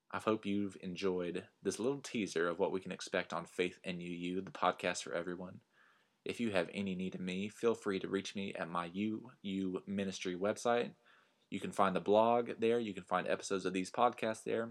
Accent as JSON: {"language": "English", "area": "Hansford County", "region": "Texas Panhandle", "country": "United States", "tie": "born or raised there", "also_born_or_lived": "Lubbock, Texas / Philadelphia", "moved": "yes", "said": "born and raised in the Texas Panhandle. I was born in Lubbock, Texas, but spent my formative years up at the top of the Panhandle in Hansford County, Texas"}